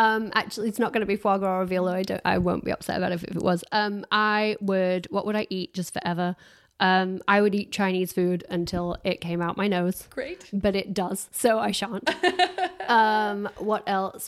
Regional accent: Harworth, East Midlands, United Kingdom; moved away; also born or lived in South Yorkshire; So I grew up in Harworth

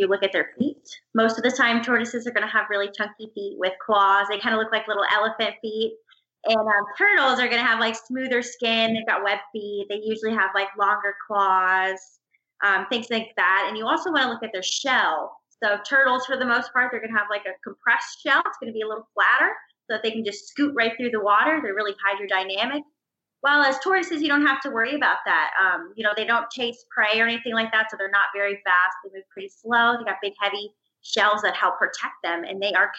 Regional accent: Orlando, Florida, United States; also born or lived in Gainesville, Florida; growing up in Florida

